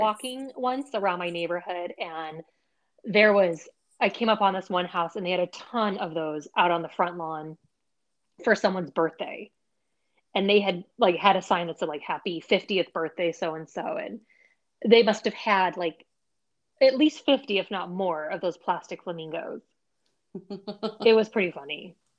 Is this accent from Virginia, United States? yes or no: no; Bay Area, California, United States; we're both from the Bay Area